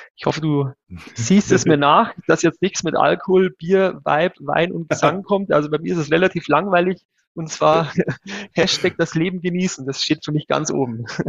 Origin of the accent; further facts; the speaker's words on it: 100 km north of Munich, Bavaria, Germany; now in Munich, Germany; Ich bin ja kein gebürtiger Münchner. Ich wohne zwar seit vielen Jahren hier, bin aber tatsächlich gebürtig 100 Kilometer nördlich von hier aufgewachsen